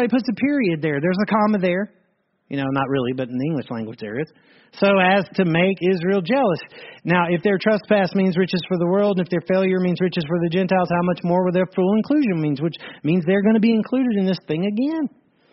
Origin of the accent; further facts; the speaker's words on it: Ireland; I'm an Irish part of the church